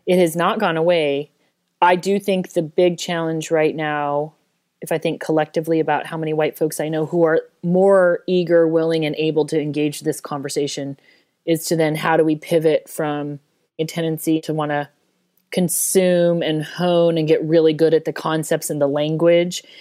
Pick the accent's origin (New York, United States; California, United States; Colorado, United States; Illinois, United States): Colorado, United States; Denver; I grew up in Denver